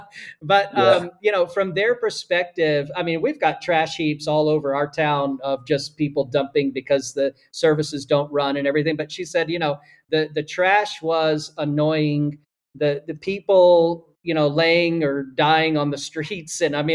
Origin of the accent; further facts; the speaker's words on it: Nashville, Tennessee, United States; moved away as an adult; now in Italy; I say I'm from Nashville